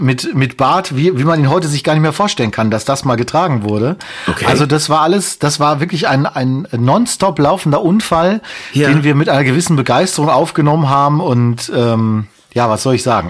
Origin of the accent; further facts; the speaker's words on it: Castrop-Rauxel, North Rhine-Westphalia, Germany; von meiner Heimatstadt